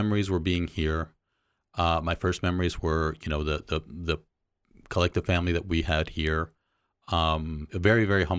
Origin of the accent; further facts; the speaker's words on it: Mexico; born there; So I was born in Mexico.